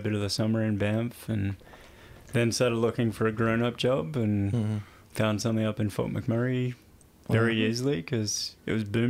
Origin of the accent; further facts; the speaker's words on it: Australia; moved away as an adult; also born or lived in London; now in Canada; we're so remote in Australia.